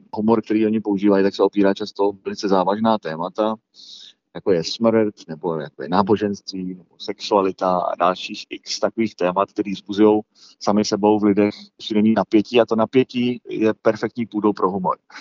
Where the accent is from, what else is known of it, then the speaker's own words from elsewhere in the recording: Malta; moved away as an adult; now in Prague, Czech Republic; já mám mámu Malťanku a tátu Čecha, vyrůstal jsem na Malci, tam jsem se i narodil byl jsem tam do 18 let